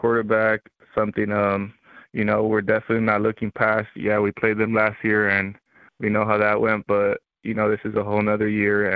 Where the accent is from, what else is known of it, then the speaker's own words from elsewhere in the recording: Los Angeles, California, United States; moved away as an adult; also born or lived in South Gate, California / Moreno Valley, California; now in Moscow, Idaho, United States; grew up living in South Central Los Angeles for about the age of 4 to 12